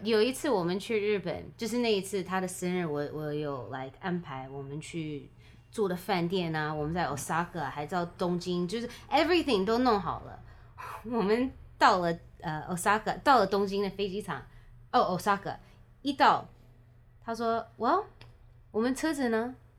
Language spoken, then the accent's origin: Chinese; New Orleans, Louisiana, United States; moved away; 我在努阿良长大